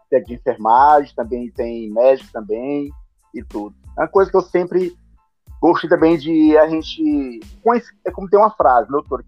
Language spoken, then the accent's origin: Portuguese; Fortaleza, Ceará, Brazil; eu sou de Fortaleza, Ceará